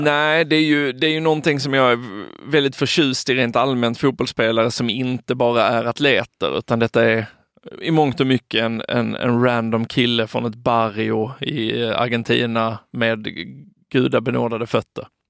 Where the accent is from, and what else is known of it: Sweden